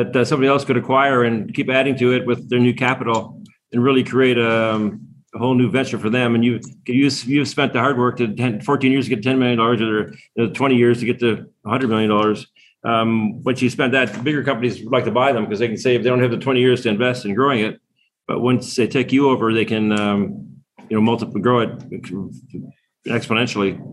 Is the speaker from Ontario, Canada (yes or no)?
yes; Waterloo, Ontario, Canada; We're from Canada. I grew up in the home of the BlackBerry of Waterloo, Canada